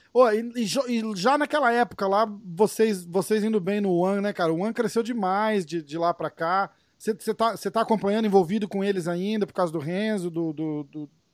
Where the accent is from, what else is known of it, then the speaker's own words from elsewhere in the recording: Brazil; como brasileiro